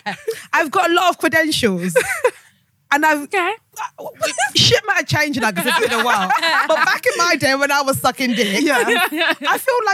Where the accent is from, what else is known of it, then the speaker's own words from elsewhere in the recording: Essex, East of England, United Kingdom; I was in Essex. I was brought up in Essex.